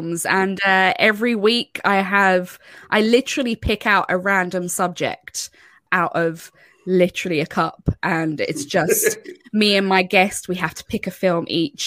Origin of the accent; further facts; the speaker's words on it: Ireland; accent: Irish; I grew up in Ireland.